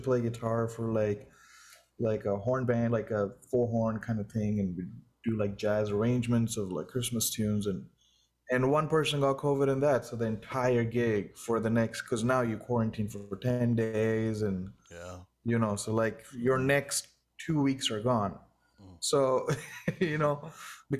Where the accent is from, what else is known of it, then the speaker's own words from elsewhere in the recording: India; moved away as an adult; also born or lived in Los Angeles; now in Boston, United States; I'm from India and it goes really hot there. And it's been like 7 years, maybe 8 years now I've been